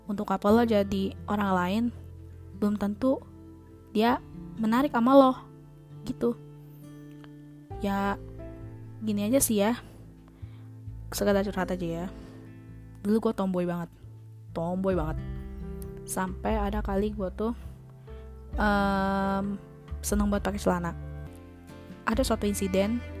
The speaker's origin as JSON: {"language": "Indonesian", "town": "Bekasi", "region": "West Java", "country": "Indonesia", "said": "buktinya gue di sini masih betah menggunakan bahasa gue sebagai orang Bekasi bahasa ya bahasa bahasa Betawi lah kayak gue lu"}